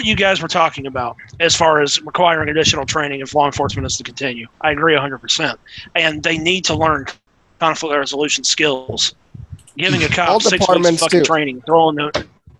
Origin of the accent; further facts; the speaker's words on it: South Carolina, United States; my home state, South Carolina.